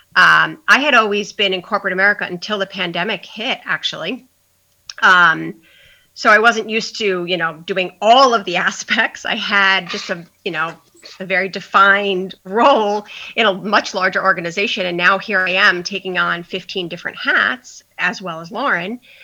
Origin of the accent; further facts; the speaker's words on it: Long Island, New York, United States; moved away as an adult; now in New Hope, United States; I'm originally from Long Island, but 15 years ago moved to Pennsylvania